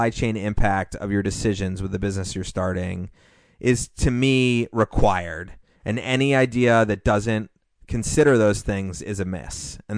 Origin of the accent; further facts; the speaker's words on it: Hawaii, United States; As a Hawaiian, I'm really excited to see authentic poke restaurant open up in this area.